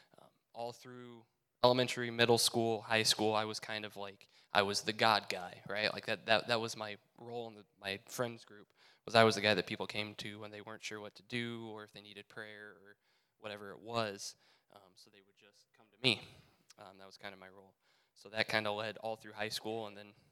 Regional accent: South Whitley, Indiana, United States; I grew up in South Whitley

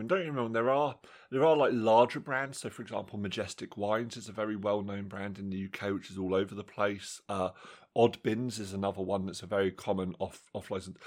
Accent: England, United Kingdom; in my hometown, obviously, we've got our, our sort of standard superstore.

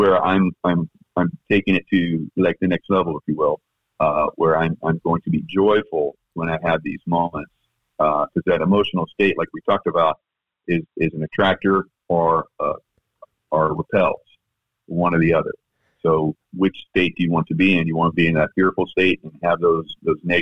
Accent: South Carolina, United States; now in Florida, United States; my home state of South Carolina

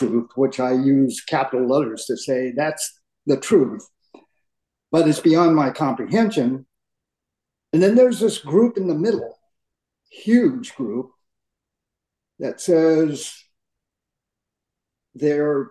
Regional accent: United States; I grew up in America, in the United States, my parents both were born in the United States. My grandparents immigrated from Japan

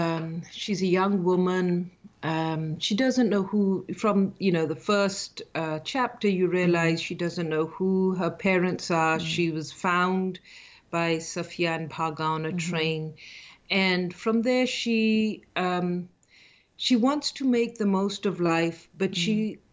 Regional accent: Pakistan; moved away as an adult; now in California, United States; I grew up in Pakistan on a farm in a village. Mm-hmm. And I've been living in California now for the last over 30 years. So mm-hmm. like many of your listeners, as an immigrant

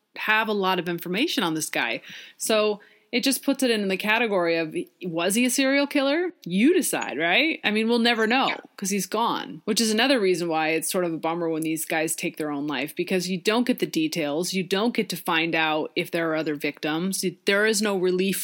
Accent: Pacific Northwest, United States; growing up in the Pacific Northwest

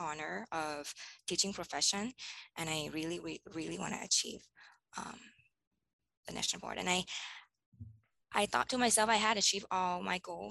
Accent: Bangkok, Thailand; moved away as an adult; now in Hawaii, United States; I was born in Bangkok, and Bangkok, Thailand, and I grew up there

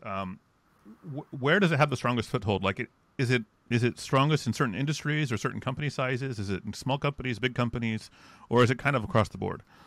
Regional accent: United States; an American

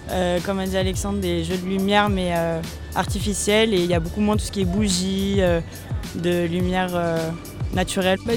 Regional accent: Paris region, Île-de-France, France; moved away as an adult; now in Lyon, France; Moi je suis de région parisienne.

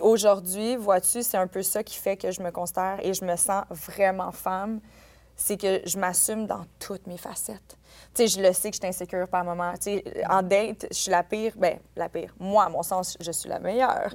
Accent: Quebec, Canada; en tant que Québécois

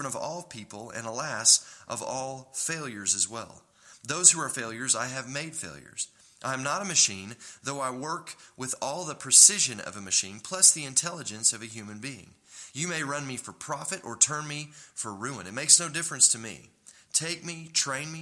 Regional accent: Tulsa, Oklahoma, United States; also born or lived in Dallas, Texas; we were raised in Tulsa, and I'd lived in Dallas for 7 years, and then we moved to Oklahoma City

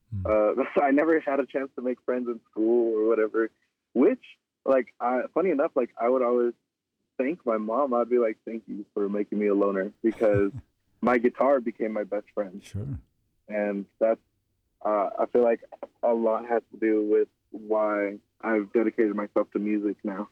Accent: Southern California, United States; moved away; also born or lived in Albuquerque, New Mexico; being born and raised in SoCal, like all over SoCal, like I mean, like literally, like my every two years, my mom and I, we would move to a different city

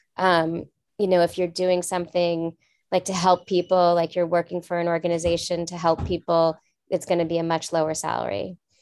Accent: Los Angeles, California, United States; also born or lived in France; I grew up in Los Angeles

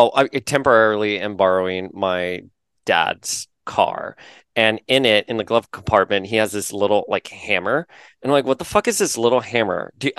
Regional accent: Florida, United States; I'm from Florida

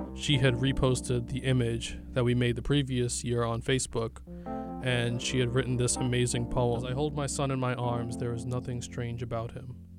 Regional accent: New York City, New York, United States; I'm an artist from Brooklyn, New York

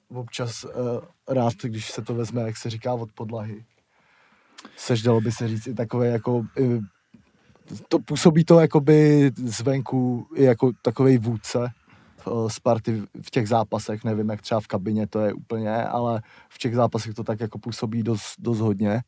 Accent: Blatinka, Czechia; Blatinky to má 26 obyvatel. to byl šok.

